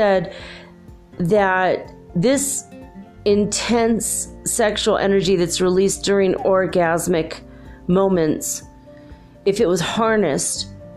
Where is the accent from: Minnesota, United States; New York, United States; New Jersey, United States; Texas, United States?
Minnesota, United States; I grew up in Minnesota.